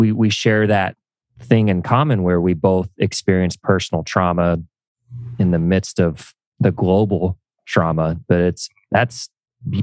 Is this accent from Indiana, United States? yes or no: yes; Indiana, United States; I grew up in Indiana, so very Midwest, blue collar